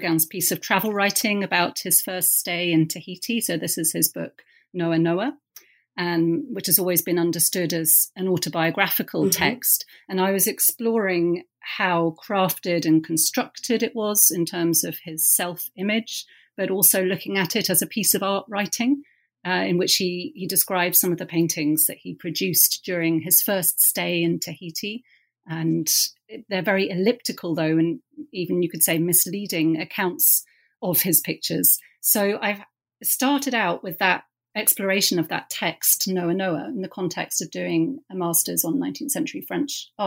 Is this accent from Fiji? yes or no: no; Cambridge, East of England, United Kingdom; moved away; also born or lived in Durham / Oxford / London; I was born in Durham in the north of England. But from an early age, I grew up in Cambridge, UK